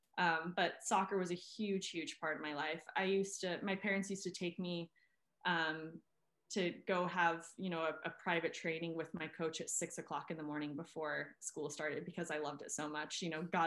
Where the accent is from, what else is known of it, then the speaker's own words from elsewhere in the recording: Park City, Utah, United States; moved away; also born or lived in Los Angeles, California / Norway / Sweden; growing up in Park City really shaped me to be who I am